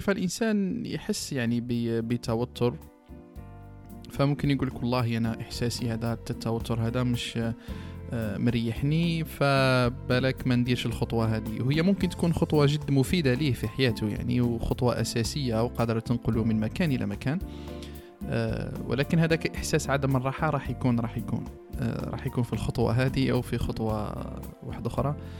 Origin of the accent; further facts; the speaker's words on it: Algeria; إحنا بالك جزائريين